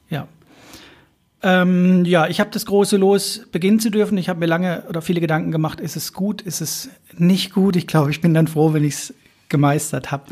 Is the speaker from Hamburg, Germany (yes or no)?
yes; Hamburg, Germany; in meiner Heimatstadt